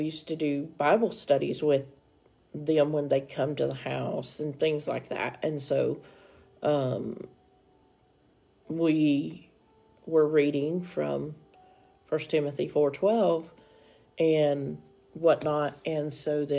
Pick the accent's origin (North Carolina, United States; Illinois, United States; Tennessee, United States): Tennessee, United States; now in Oklahoma, United States; we are originally from Tennessee. We are now in Oklahoma.